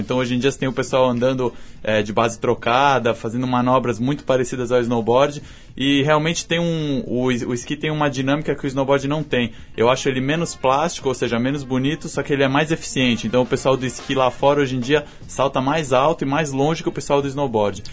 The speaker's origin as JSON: {"language": "Portuguese", "country": "Brazil", "said": "nós brasileiros"}